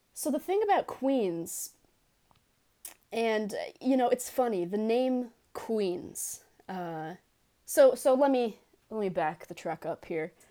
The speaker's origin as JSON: {"language": "English", "town": "New York City", "region": "New York", "country": "United States", "tie": "born or raised there", "accent": "Bronx", "said": "I am, uh, born and bred in New York"}